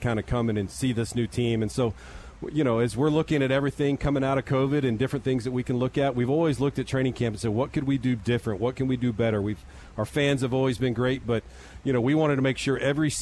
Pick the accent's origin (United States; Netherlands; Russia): United States; Texas; I'm a Texan